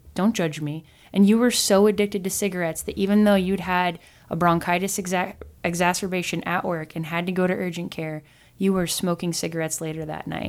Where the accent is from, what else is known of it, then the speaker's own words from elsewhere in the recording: Midwest, United States; growing up in America, being a Midwestern girl